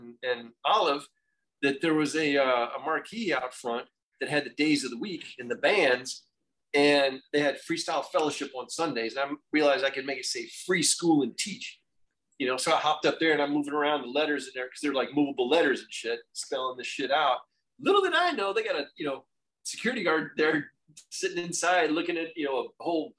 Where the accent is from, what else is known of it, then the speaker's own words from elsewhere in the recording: Florida, United States; I grew up in Florida in a military background